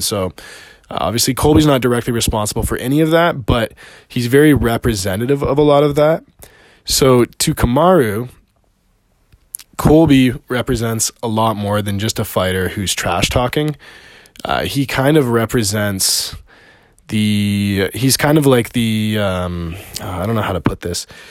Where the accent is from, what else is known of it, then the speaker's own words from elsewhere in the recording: Canada; also born or lived in Montreal; I'm Canadian. I live in Montreal